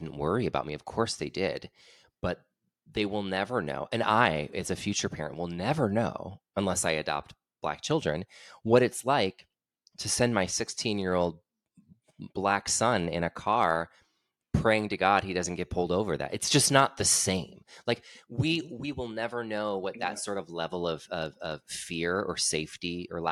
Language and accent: English; Aurora, Illinois, United States; moved away; I'm from right outside. I'm from Aurora